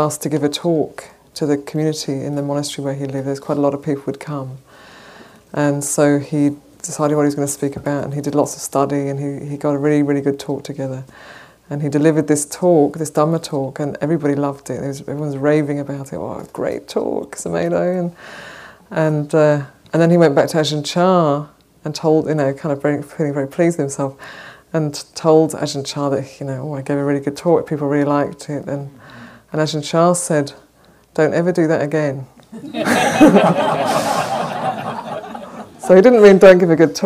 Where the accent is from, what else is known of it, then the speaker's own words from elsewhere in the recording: Wales, United Kingdom; moved away as an adult; also born or lived in Bay Area, California; now in San Francisco, United States; I come from originally from Wales, and I've been living in the Bay Area since just towards the end of 2009